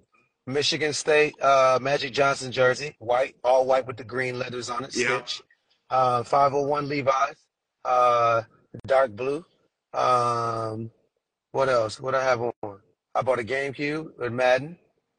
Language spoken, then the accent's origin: English; Trinidad & Tobago; born there; I was born in Trinidad. Let me take it back to my roots.